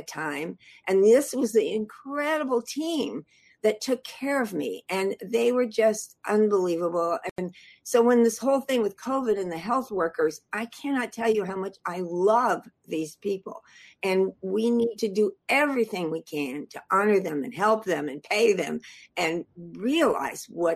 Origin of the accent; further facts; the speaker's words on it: Los Angeles, California, United States; moved away as an adult; now in San Francisco Bay Area, United States; I grew up in Hollywood